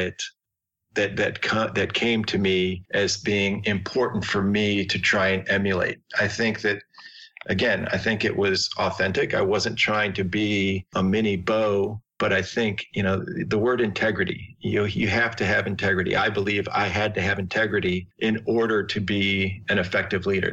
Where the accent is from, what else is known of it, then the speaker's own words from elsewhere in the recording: Chicago, Illinois, United States; I grew up in Chicago